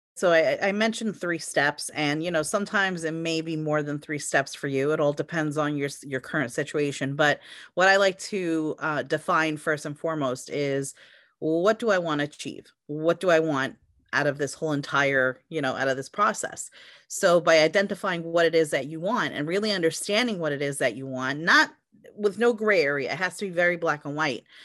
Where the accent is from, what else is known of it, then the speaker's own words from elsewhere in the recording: United States; also born or lived in Europe; I'm an American, I was born here